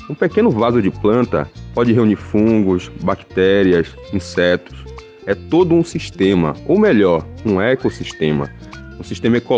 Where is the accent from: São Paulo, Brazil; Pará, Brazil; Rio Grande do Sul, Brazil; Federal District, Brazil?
Pará, Brazil; Amazon; Eu venho lá da Amazônia, do estado do Pará. Lá na minha comunidade eu trabalho com a terra